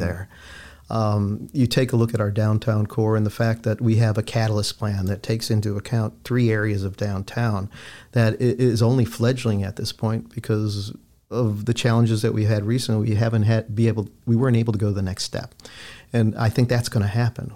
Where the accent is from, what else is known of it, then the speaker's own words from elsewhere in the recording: Chicago, Illinois, United States; also born or lived in St. Louis / Philadelphia / Tampa; now in Lakeland, United States; my hometown of Chicago